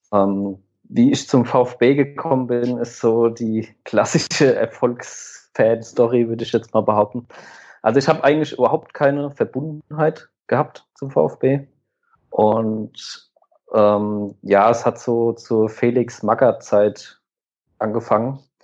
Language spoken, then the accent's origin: German; near Aschaffenburg, Bavaria, Germany; Ich bin 27 Jahre alt und komme aus der Nähe von Aschaffenburg